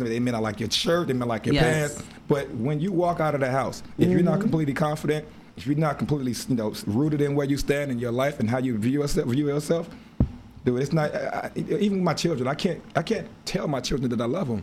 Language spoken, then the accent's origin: English; Chicago, Illinois, United States; my hometown, Chicago. That's always home to me